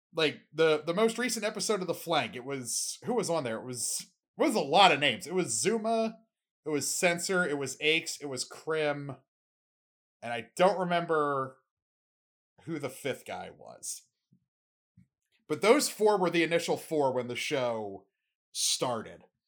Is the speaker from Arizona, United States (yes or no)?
no; Baltimore, Maryland, United States; I'm from Baltimore